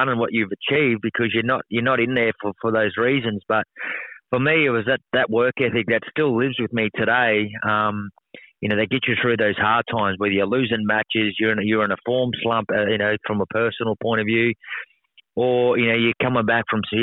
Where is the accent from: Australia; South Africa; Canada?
Australia; Mount Isa, Queensland; moved away; It's my hometown. I still call it my hometown. It was a great place to grow up.